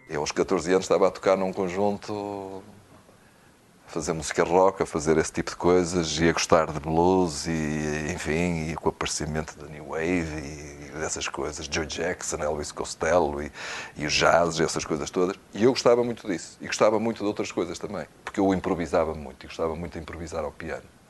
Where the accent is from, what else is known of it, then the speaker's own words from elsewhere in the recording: São João da Madeira, Aveiro District, Portugal; Eu não sou do Porto, não sou de uma grande cidade, eu sou de, de São João da Madeira